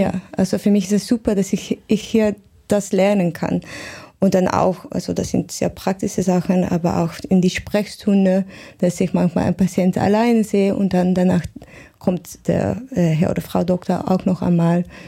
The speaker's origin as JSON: {"language": "German", "country": "Netherlands", "second_language": "German", "said": "in Holland"}